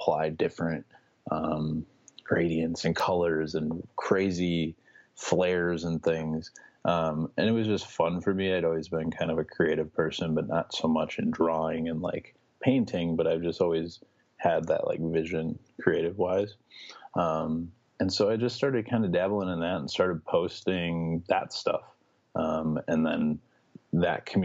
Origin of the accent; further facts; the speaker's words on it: Chicago, Illinois, United States; also born or lived in Miami; I'm from Chicago. I've kind of been born and raised here. Lived here my whole life